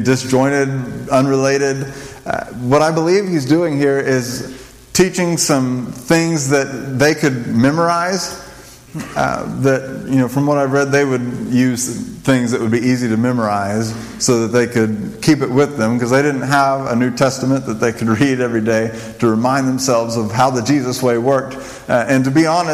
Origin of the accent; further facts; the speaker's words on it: New Mexico, United States; I grew up in New Mexico